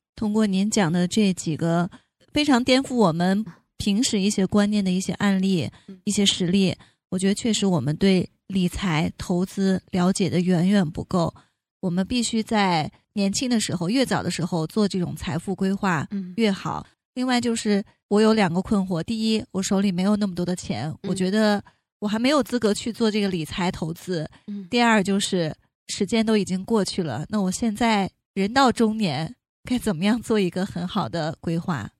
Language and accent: Chinese; China; 我们中国人